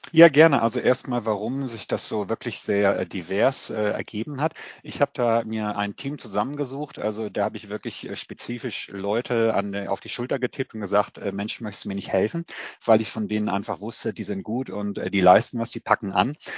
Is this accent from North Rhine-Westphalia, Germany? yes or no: no; Clausthal-Zellerfeld, Lower Saxony, Germany; moved away as an adult; Ich komme äh, ursprünglich aus dem Harz, aus Kloster-Zellerfeld